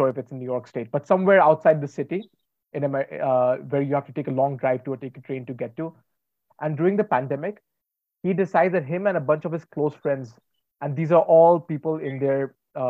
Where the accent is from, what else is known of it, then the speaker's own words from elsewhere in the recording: Varanasi, Uttar Pradesh, India; someone who's from Banaras